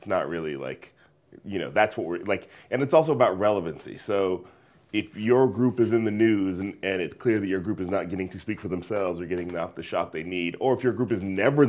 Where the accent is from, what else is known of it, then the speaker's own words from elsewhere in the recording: California, United States; because I come from the Bay Area, it's like, I would want to go to more than just white places.